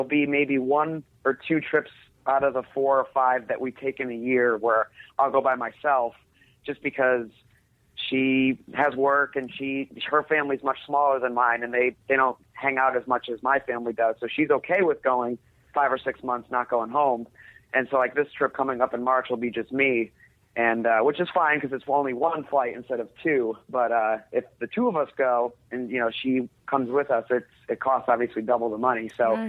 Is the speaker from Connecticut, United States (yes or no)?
yes; Connecticut, United States; now in Atlanta, United States; We moved down here to Atlanta from Connecticut about 3 years ago and for her job, and it's been great.